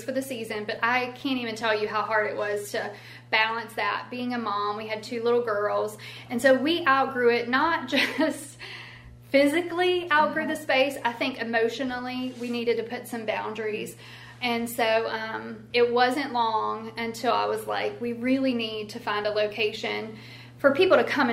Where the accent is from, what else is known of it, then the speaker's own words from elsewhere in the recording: Elkton, United States; I'm from Elkton